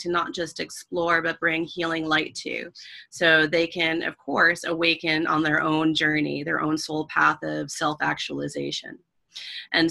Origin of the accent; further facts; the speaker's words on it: Schenectady, New York, United States; moved away; my hometown, which isn't a big place, but Schenectady, New York